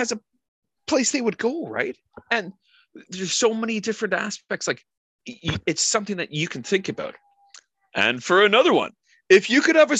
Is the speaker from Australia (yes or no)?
no; Canada; Being Canadian, we get asked all the time, are you American? And I'm like, no, I'm Canadian.